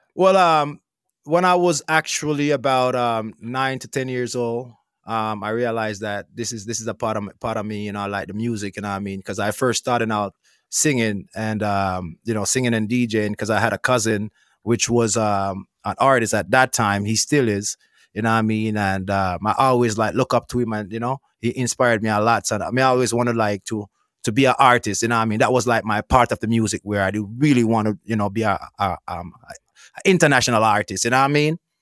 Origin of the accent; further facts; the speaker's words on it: Petersfield, Westmoreland, Jamaica; I born and grew up in Westmoreland, you know what I mean? Westmoreland, Jamaica, Petersfield